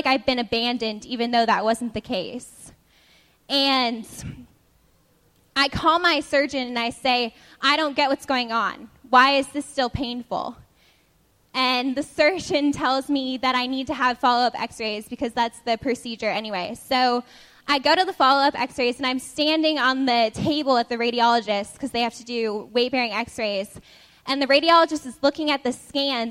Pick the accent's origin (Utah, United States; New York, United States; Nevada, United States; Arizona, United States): Nevada, United States; moved away as an adult; now in Boston, United States; my freshman year, I came to Boston from Nevada.